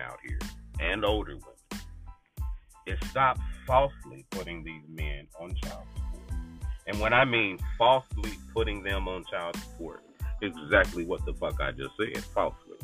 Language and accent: English; Kansas City, Missouri, United States; my home state, Kansas City, Missouri